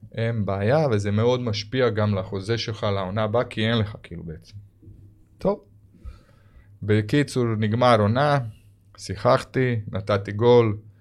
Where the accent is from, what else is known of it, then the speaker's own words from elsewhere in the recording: Croatia; Hebrew is a second language; moved away as an adult; now in Israel; אני הייתי ילד שגדלתי ביען גם בקרואטיה